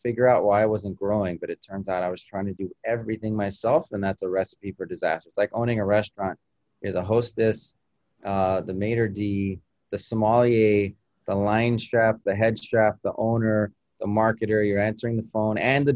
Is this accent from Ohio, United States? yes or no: no; Albuquerque, New Mexico, United States; moved away as an adult; now in Miami, United States; I grew up in Albuquerque, you know, the great Southwest